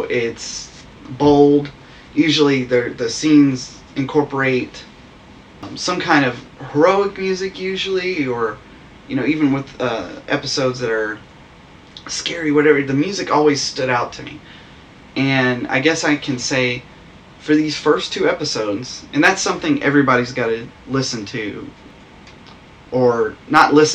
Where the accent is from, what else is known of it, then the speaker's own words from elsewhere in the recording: United States; we're American.